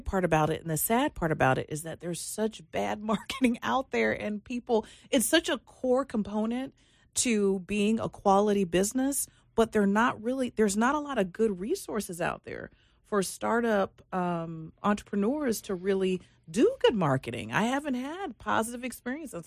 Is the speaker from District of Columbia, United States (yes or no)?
yes; Washington, District of Columbia, United States; moved away; also born or lived in Reston, Virginia; I come from the Washington, D C area